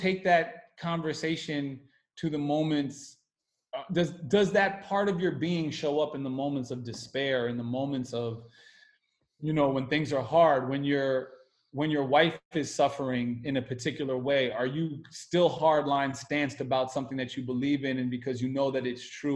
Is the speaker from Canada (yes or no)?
no; United States; as an American